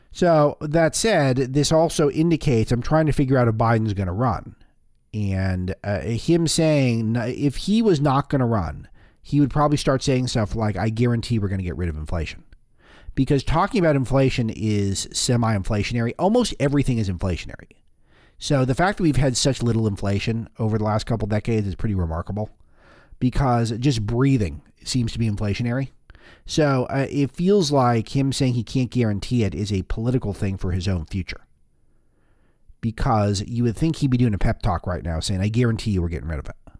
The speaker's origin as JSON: {"language": "English", "region": "California", "country": "United States", "said": "I say this as a Californian who spent my entire adult life being promised high-speed rails everywhere"}